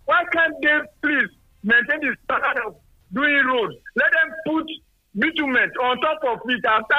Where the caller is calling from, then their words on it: Songo, Nigeria; Yes, Engineer Falabi. I'm calling from Songo.